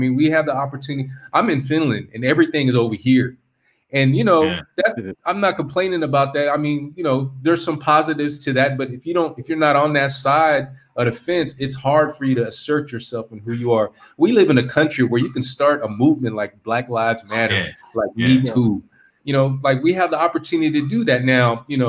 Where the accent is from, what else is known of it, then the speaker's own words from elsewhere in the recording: California, United States; I'm from California, so it's tough, man.